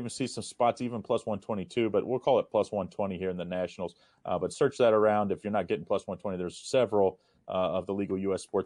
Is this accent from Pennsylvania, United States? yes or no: no; Cincinnati, Ohio, United States; born or raised there